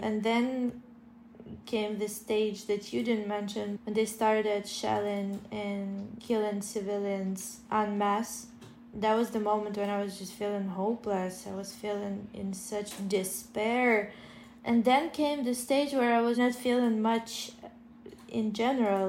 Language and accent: English; Ukraine; now in Kyiv, Ukraine; my parents who are staying in my hometown 40 kilometers away from the Russian border